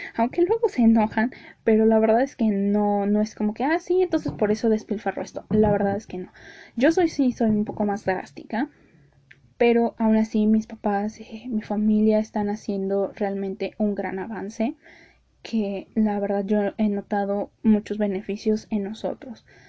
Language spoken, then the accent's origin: Spanish; Mexico City, Mexico; yo que soy de Ciudad de México